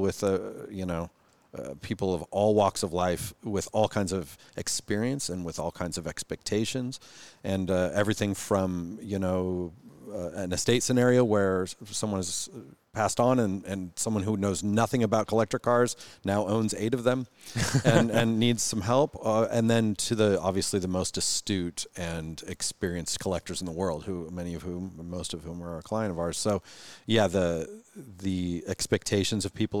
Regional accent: Renton, Washington, United States; I grew up in Renton, went to Hazen High School, you know, just a local guy

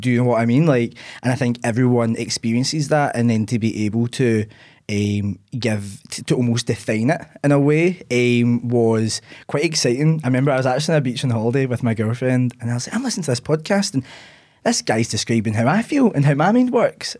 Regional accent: Ayr, Scotland, United Kingdom; also born or lived in Glasgow; I grew up in the sunny seaside town of Ayr.

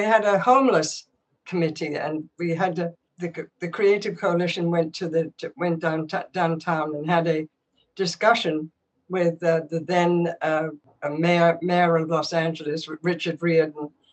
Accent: England, United Kingdom; I grew up in England, and Wycombe Abbey

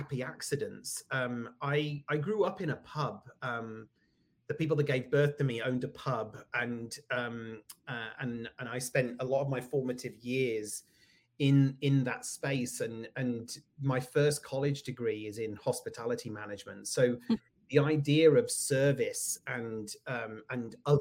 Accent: United Kingdom; moved away as an adult; also born or lived in California; now in Connecticut, United States; you can probably hear from my accent that I am from the UK. That's where I grew up, lived there until I was in my 40s

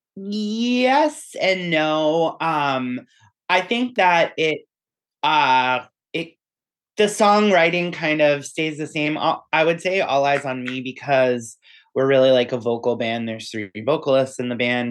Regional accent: Weymouth, Massachusetts, United States; we're all from Weymouth, Massachusetts, which is on the south shore of Boston

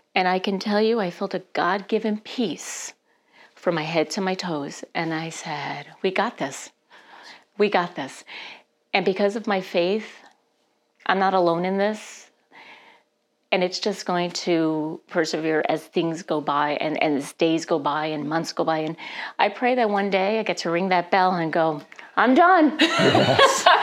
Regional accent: New Jersey, United States; now in Stillwater, United States; I was born and raised in New Jersey

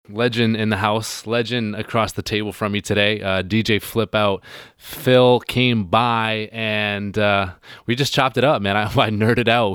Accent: Hornby Island, British Columbia, Canada; moved away; I'm from Hornby Island

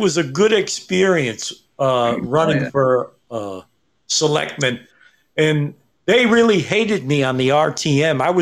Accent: New York City, New York, United States; also born or lived in Greenwich, Connecticut; I grew up as a child on East 125th Street, even though I was born in Greenwich, Connecticut

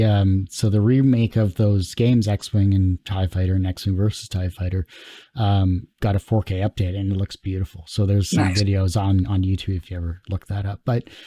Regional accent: Windsor, Ontario, Canada; Yeah, I'm from Windsor, Ontario as well, too.

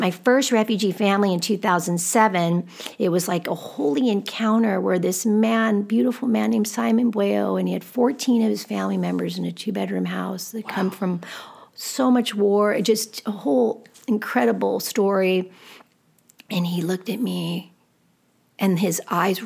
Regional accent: United States; growing up in America.

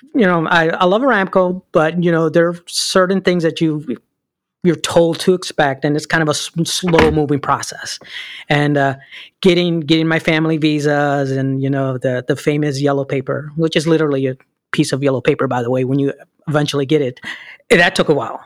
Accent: Chicago, Illinois, United States; English is a second language; moved away as an adult; born and raised in Chicago, Illinois

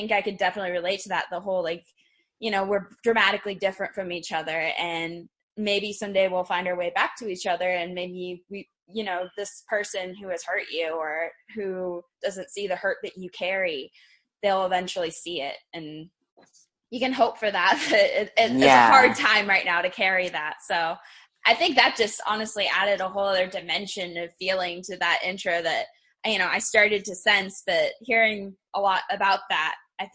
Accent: United States; I was born in the United States

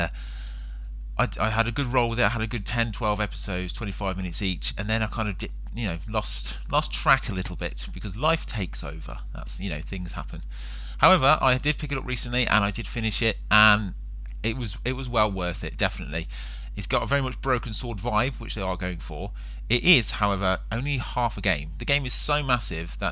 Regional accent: England, United Kingdom; being an Englishman

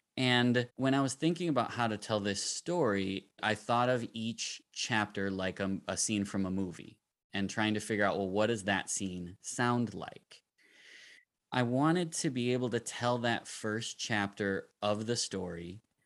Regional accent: Minneapolis, Minnesota, United States; I'm from Minneapolis, Minnesota

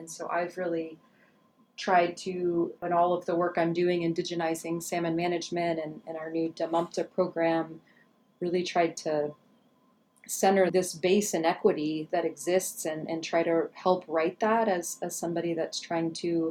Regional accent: Pittsburgh, Pennsylvania, United States; moved away as an adult; also born or lived in Seattle / Kodiak; now in Fairbanks, United States; growing up in Pittsburgh, like a working class family

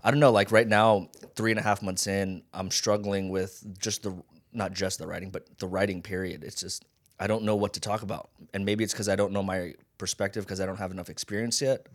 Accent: Las Vegas, Nevada, United States; also born or lived in Hawaii; Born in Hawaii, raised in Vegas

